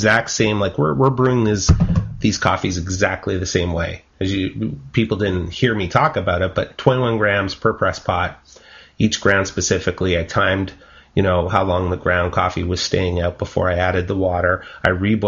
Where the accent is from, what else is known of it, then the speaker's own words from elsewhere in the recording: Canada; I'm Canadian